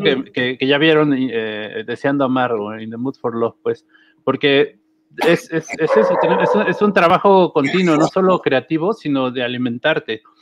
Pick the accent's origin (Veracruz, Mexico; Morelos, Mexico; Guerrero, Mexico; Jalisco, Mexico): Morelos, Mexico; Tepoztlán; soy del pueblo y que vivo en la zona más este, bonita y hermosa de Tepoztlán